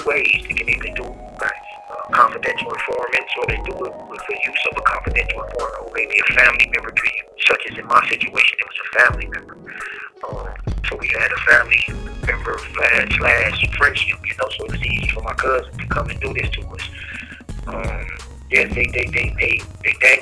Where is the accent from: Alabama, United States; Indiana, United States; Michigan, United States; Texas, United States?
Michigan, United States; Detroit; I was born and raised in Detroit, Michigan